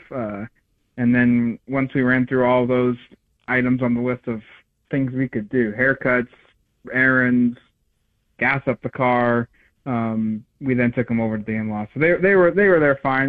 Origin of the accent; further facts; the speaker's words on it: Eugene, Oregon, United States; I grew up in Eugene.